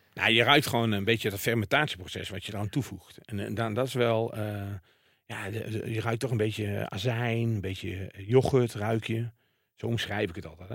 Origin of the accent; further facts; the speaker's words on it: Waalwijk, North Brabant, Netherlands; ik kom natuurlijk uit Waalwijk